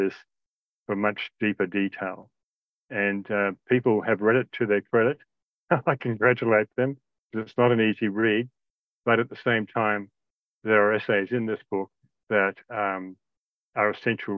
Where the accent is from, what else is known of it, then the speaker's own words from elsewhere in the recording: Australia; also born or lived in Indonesia; I grew up in Australia and Indonesia